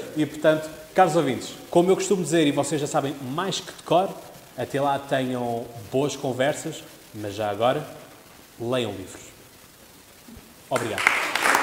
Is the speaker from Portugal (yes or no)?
yes; Portugal; eu sou português, isto é em Portugal